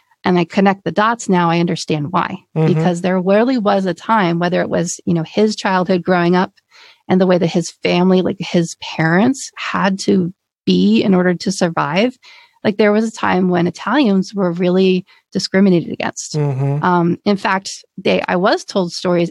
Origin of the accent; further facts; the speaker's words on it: Pennsylvania, United States; moved away as an adult; I'm from Pennsylvania. I'm from back east